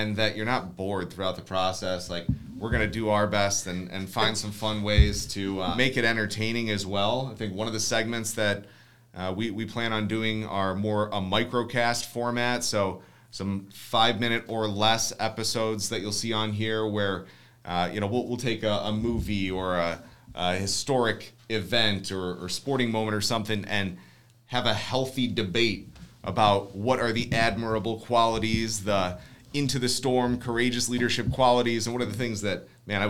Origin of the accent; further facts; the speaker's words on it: Ohio, United States; we're from Ohio